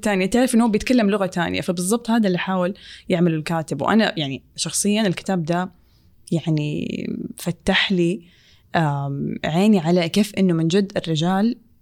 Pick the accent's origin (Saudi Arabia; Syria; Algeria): Saudi Arabia; في مجتمعنا السعودية